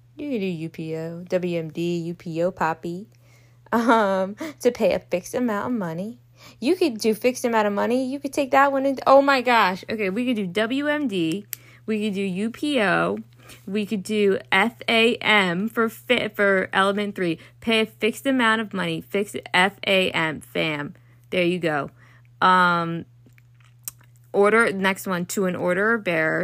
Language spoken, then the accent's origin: English; Baltimore, Maryland, United States; I'm from Baltimore, whether we don't know how to pronounce T's apparently